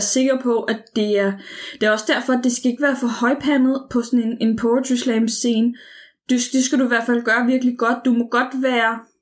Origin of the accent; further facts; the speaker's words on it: Copenhagen, Capital Region of Denmark, Denmark; jeg var en ung pige, og jeg var fra København og havde en anden dialekt.